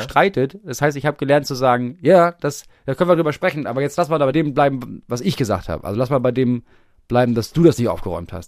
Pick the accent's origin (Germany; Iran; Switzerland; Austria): Germany; Bremen; moved away as an adult; wann bin ich aus Bremen weggezogen? Vor drei Jahren